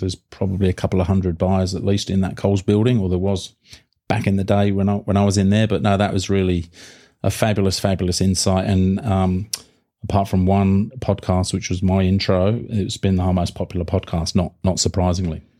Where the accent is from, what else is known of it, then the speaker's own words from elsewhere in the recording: United Kingdom; now in Australia; being the Brit that I am